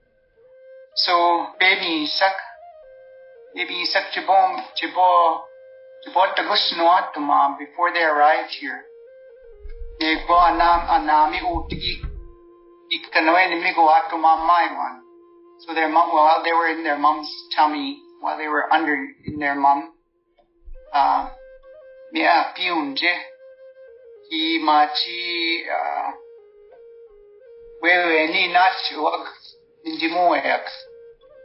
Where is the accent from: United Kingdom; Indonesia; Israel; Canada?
Canada; the reserve in Kinniston, Saskatchewan; first language Saulteaux; English is a second language; when I grew up on the reserve in Kinniston with my grandmother, I didn't speak English until I went to residential school when I was six.